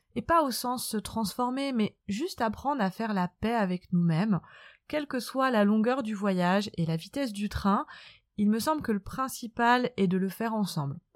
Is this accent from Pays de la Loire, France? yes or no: yes; Nantes, Pays de la Loire, France; moved away as an adult; now in south of France, France; Je suis originaire de Nantes, où j'ai vécu une enfance